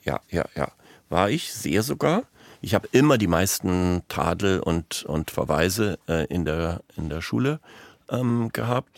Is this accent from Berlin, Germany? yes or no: yes; Berlin, Germany; also born or lived in Münster, North Rhine-Westphalia; In Münster in Westfalen, aber mit drei Jahren ähm, sind meine Eltern von da nach Berlin gegangen. Und dann bin ich in Berlin aufgewachsen.